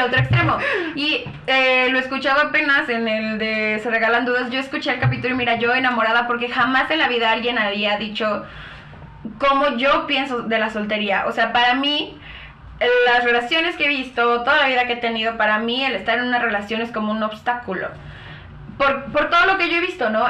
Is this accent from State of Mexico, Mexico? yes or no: yes; Chalco, State of Mexico, Mexico; sí soy de Chalco